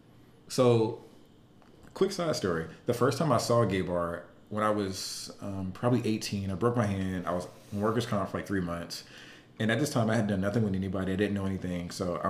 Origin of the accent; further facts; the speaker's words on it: Atlanta, Georgia, United States; I'm from Atlanta